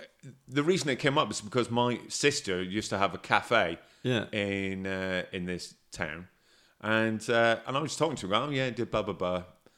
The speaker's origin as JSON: {"language": "English", "town": "Newtownards", "region": "Northern Ireland", "country": "United Kingdom", "said": "I'm from a place called Newton Arns, which is a word."}